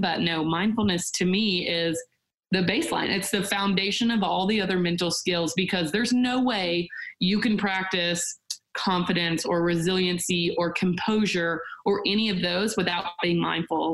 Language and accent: English; Nashville, Tennessee, United States; born and raised in Nashville, Tennessee